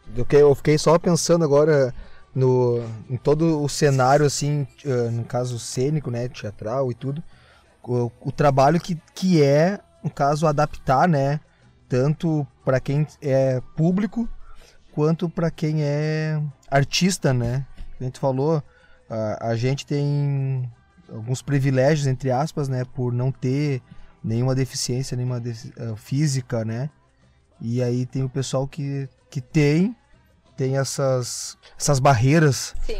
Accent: Gravataí, Rio Grande do Sul, Brazil; eu sou de Gravataí

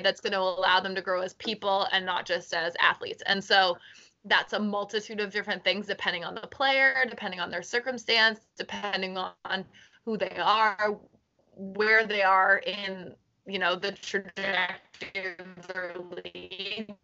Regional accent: Halifax, Nova Scotia, Canada; also born or lived in South End, Halifax; I grew up in Spryfield. Like before we ever like I only moved to the South End when I was like in high school.

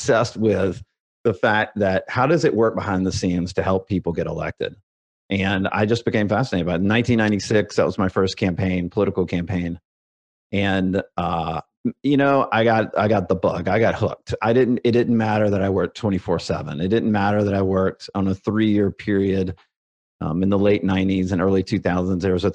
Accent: Alabama, United States; I grew up, I'm a redneck from Alabama

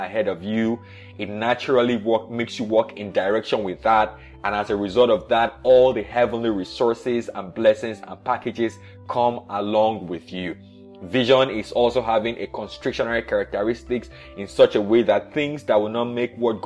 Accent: Nigeria; I was born in Nigeria in the 80s

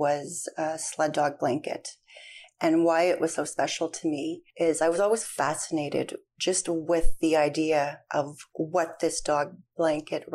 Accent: Norway House, Manitoba, Canada; I was born and raised in Norway House, Manitoba.

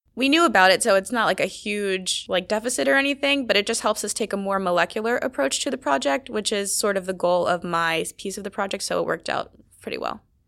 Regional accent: Maryland, United States; I'm from Maryland

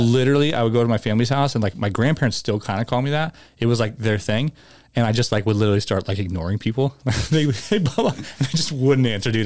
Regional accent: Tucson, Arizona, United States; also born or lived in Chandler, Arizona; when I moved from Tucson to Chandler

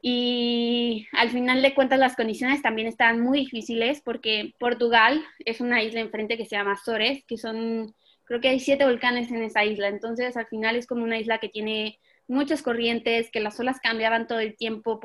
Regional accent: Mexico

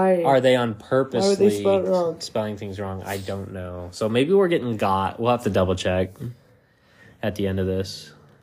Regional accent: Utah, United States; I'm from Utah

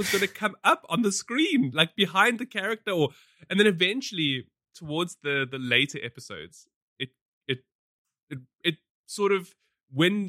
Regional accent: South Africa; we have a very, you know, troubled and rich history

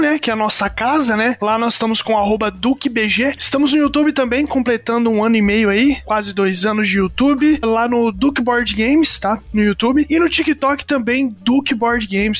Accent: interior of Paraná, Brazil; nós somos do interior do Paraná

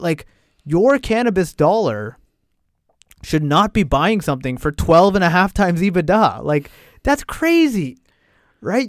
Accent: Canada; we're Canadian

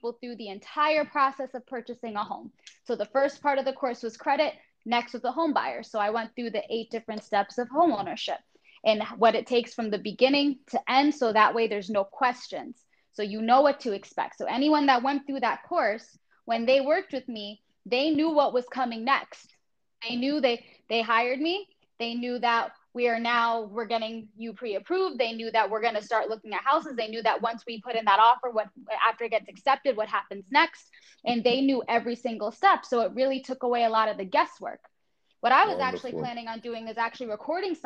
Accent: South Florida, United States; now in Connecticut, United States; I'm originally from South Florida, and so I never grew up with seasons

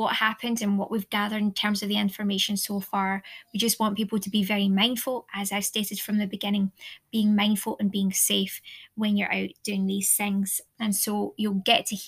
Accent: Ayr, Scotland, United Kingdom; also born or lived in Aberdeen, Aberdeenshire; my hometown here, Ayrshire, here in Ayr

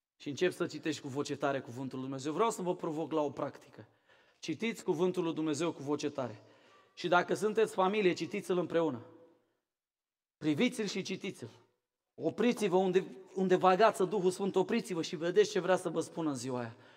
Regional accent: Romania; also born or lived in Craiova; now in Cluj-Napoca, Romania; eu nu sunt din București, să știi. Sunt mai rău decât la București. Eu sunt de la Moldova și Craiova

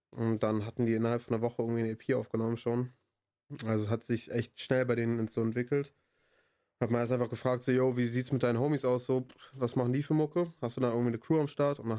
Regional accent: Bonn, North Rhine-Westphalia, Germany; Also ich identifiziere mich schon als Bonner, aber nicht nur als Bonner.

